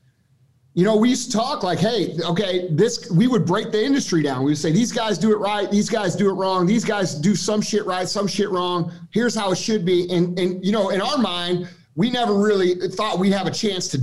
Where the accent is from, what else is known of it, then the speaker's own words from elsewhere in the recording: Missouri, United States; we're regular dudes from Missouri